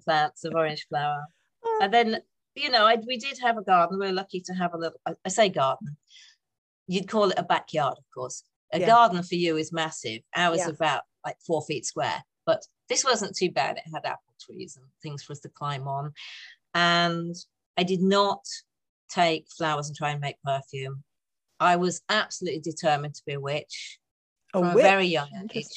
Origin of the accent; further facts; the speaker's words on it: North East England, United Kingdom; also born or lived in Saltburn / Redcar / Durham; Oh, northeast of England. So born in a place called Saltburn.